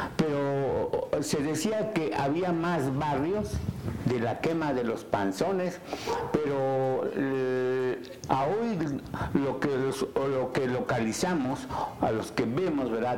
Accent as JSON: {"language": "Spanish", "town": "San Pedro Cholula", "region": "Puebla", "country": "Mexico", "said": "de mi pueblo, ¿verdad? de ese pueblo tan lindo, ese pueblo tan culto que, es San Pedro Cholula"}